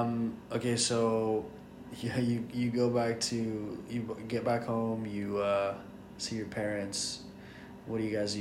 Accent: Colombia; English is a second language; now in United States; when you grow up in Colombia, you're just another Colombian, and then when you move to the States

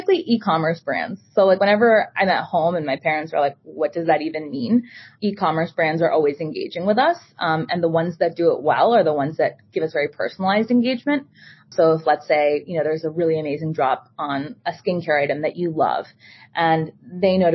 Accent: Boston, Massachusetts, United States; born and raised in Boston, Massachusetts.

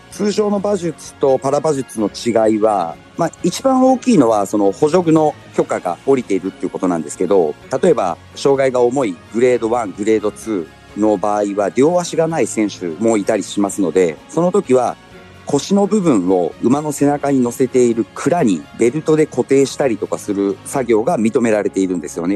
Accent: Kumamoto, Japan; moved away as an adult; also born or lived in Fukuoka Prefecture / Kanto; 地元の熊本

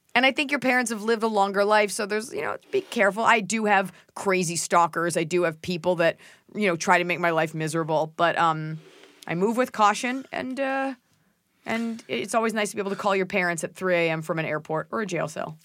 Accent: Dallas, Texas, United States; moved away as an adult; also born or lived in Boston; growing up in Dallas, Texas

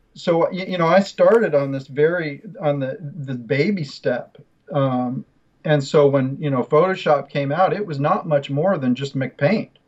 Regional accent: Chapel Hill, North Carolina, United States; moved away; I grew up in Chapel Hill. My dad was a computer science professor at UNC

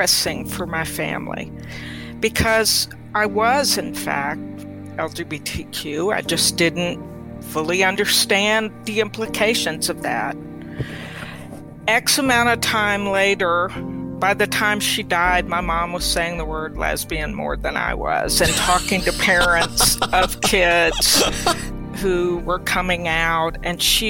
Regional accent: Mississippi, United States; also born or lived in Europe; growing up in Mississippi, we moved to Mississippi from Europe when my dad died when I was six

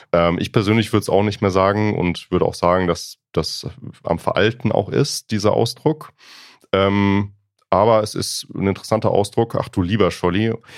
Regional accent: Freiburg, Baden-Württemberg, Germany; accent: Alemannic; now in Berlin, Germany; ich komme aus Baden-Württemberg, aus ähm, Freiburg, Ecke Freiburg

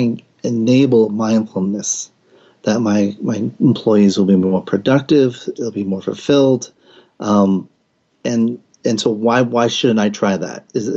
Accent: Providence, Rhode Island, United States; congratulations to the boys in my hometown.

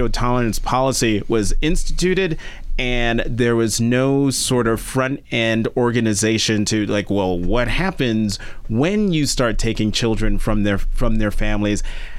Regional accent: United States; as an American

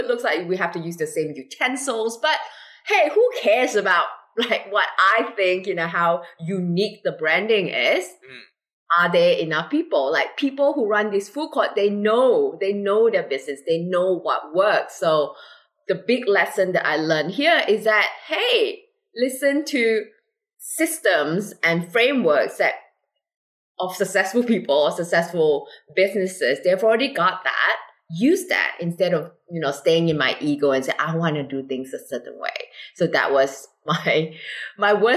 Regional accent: Malaysia; now in Singapore; I'm originally from Malaysia

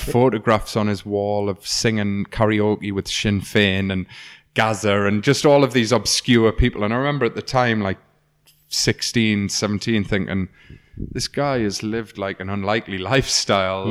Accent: North East England, United Kingdom; When I was a kid, I grew up in Dean Review on a little estate that out the back of my house looks onto a woodland

